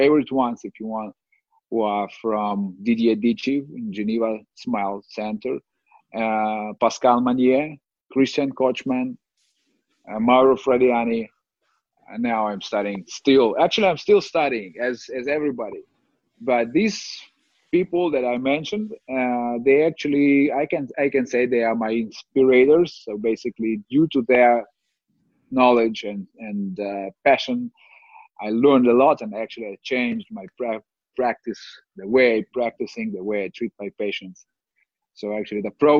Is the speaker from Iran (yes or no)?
no; Kyiv, Ukraine; I'm from Kiev, Ukraine